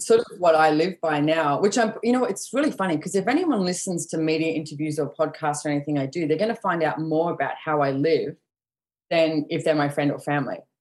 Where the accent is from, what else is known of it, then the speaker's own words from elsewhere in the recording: Sydney, New South Wales, Australia; now in Sunshine Coast, Australia; I was born and bred in Sydney